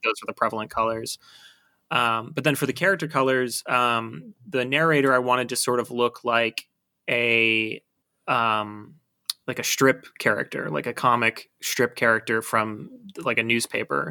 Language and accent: English; Buffalo, New York, United States; moved away as an adult; growing up in Buffalo